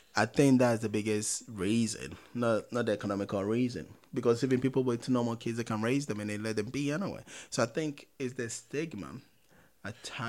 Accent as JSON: {"language": "English", "country": "Ghana", "tie": "born or raised there", "said": "growing up in Ghana"}